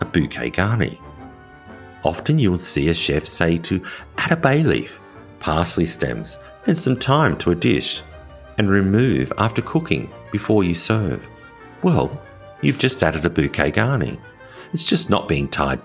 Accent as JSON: {"language": "English", "country": "Australia", "also_born_or_lived": "rural France", "moved": "yes", "lives_now": "France", "said": "As an Australian living in rural France"}